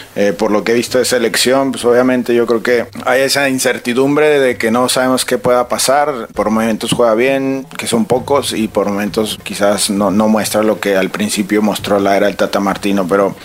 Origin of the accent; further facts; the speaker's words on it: Mexico; soy este mexicano